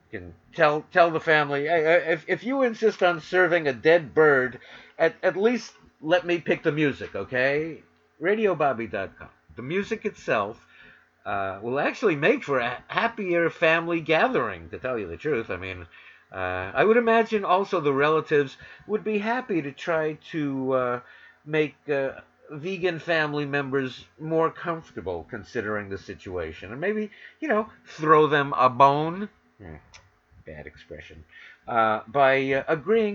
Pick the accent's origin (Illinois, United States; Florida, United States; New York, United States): New York, United States; New York City; moved away as an adult; also born or lived in Los Angeles; now in Northern California, United States; from WWRL in New York City, my hometown, to K-Talk in Los Angeles, my adopted town, although now I'm in Northern California.